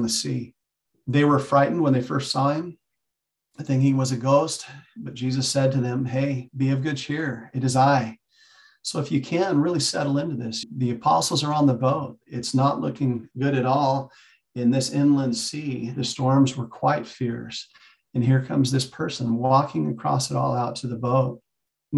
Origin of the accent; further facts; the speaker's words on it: Arizona, United States; moved away as an adult; also born or lived in Kingman, Arizona / Idaho; now in Utah, United States; I'm an Arizona kid, grew up, born and raised. I live in Utah now